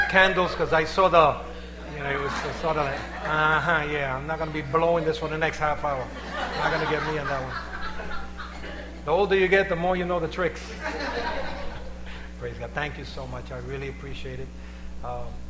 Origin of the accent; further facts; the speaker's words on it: New York City, New York, United States; I was raised in the West Harlem area.